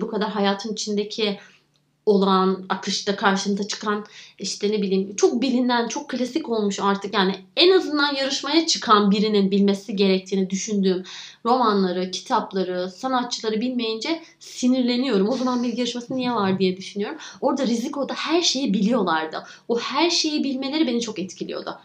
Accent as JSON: {"language": "Turkish", "region": "Giresun", "country": "Turkey", "tie": "born or raised there", "also_born_or_lived": "Istanbul", "said": "Dedemle babaannemin yanına gidiyorum Giresun'a ki çocukluğum çok orada geçti."}